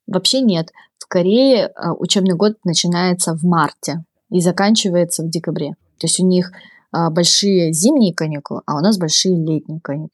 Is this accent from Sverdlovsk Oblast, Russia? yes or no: no; Khabarovsk, Khabarovsk Krai, Russia; moved away as an adult; now in Seoul, South Korea; моя комната в Хабаровске, мой родной город России